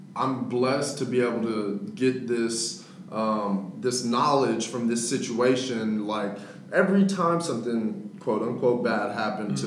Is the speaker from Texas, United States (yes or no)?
yes; Dallas, Texas, United States; also born or lived in Victoria, Texas; I was born in Victoria, Texas. Yeah. Uh, some people may know, some people may not know where that's at, but it's down south. And then I came up to Dallas when I was in sixth grade